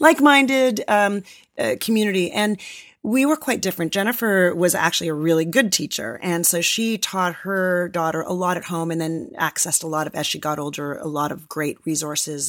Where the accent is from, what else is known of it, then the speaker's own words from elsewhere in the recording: a suburb of Toronto, Ontario, Canada; moved away as an adult; also born or lived in Los Angeles, United States; now in San Francisco Bay Area, United States; I grew up in a suburb of Toronto